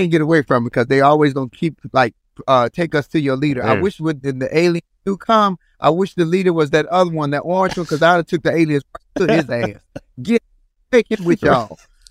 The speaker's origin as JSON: {"language": "English", "town": "Chicago", "region": "Illinois", "country": "United States", "said": "I'm from Chicago"}